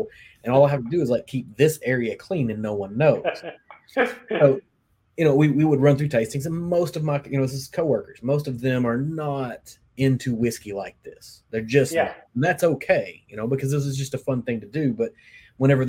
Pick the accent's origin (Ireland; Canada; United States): United States; Kentucky; I grew up in Kentucky